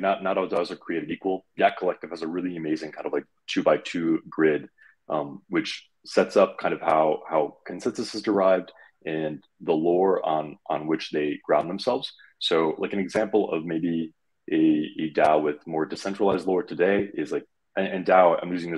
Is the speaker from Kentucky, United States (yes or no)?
no; Detroit, Michigan, United States; I'm from the Detroit area, so it's in the blood